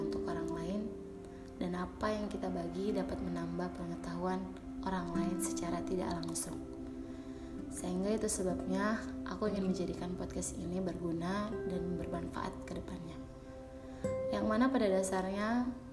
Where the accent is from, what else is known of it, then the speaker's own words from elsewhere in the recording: Namlea, Maluku, Indonesia; aku berasal dari Kota Namlea, Kabupaten Buru, Provinsi Maluku